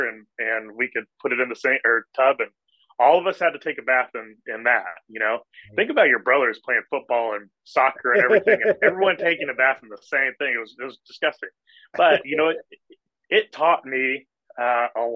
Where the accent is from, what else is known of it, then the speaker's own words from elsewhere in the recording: Indianapolis, Indiana, United States; I grew up here in Indianapolis, Indiana